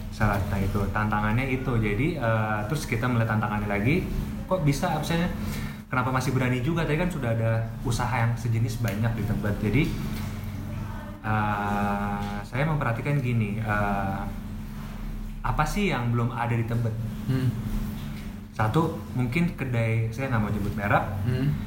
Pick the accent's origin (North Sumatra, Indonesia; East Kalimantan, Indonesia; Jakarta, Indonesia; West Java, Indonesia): Jakarta, Indonesia; Tebet; saya emang besar di Tebet